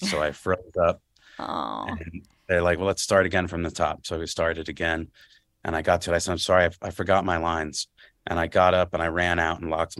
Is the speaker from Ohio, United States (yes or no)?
no; New Jersey, United States; I'm from North Jersey, so sitting in traffic and stuff after school mostly